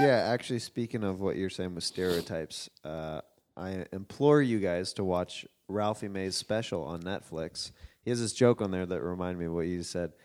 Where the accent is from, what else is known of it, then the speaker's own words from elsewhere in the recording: Los Angeles, California, United States; Los Angeles